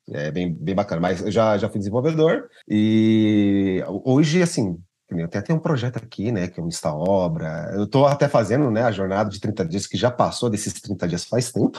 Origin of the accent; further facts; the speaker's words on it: São Paulo, Brazil; eu sou de São Paulo, capital, né? Uh, e eu moro aqui na Zona Norte